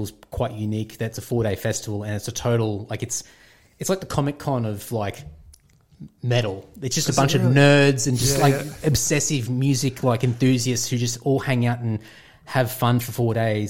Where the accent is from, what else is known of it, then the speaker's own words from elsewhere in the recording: Queensland, Australia; moved away as an adult; also born or lived in Brisbane / Sydney; I'm a Queenslander, I'm like the biggest bogan out there.